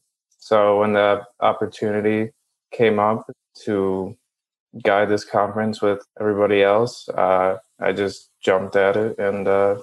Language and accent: English; Chicago, Illinois, United States; I'm from Chicago.